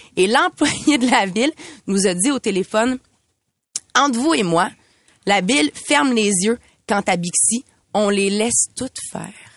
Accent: Montreal, Quebec, Canada; J'habite en ville depuis de nombreuses années. Je suis une fière Montréalaise

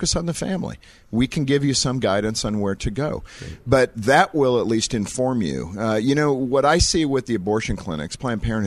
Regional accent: California, United States; when I was born in California

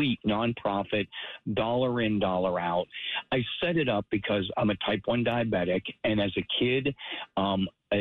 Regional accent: Pittsburgh, Pennsylvania, United States; As I grew up in Pittsburgh, right down, I was a Yinzer

